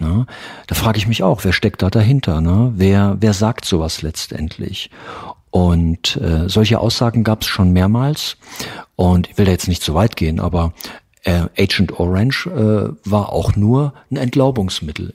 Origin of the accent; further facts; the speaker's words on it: East Germany, Germany; ich komme noch aus der Zeit, aus der DDR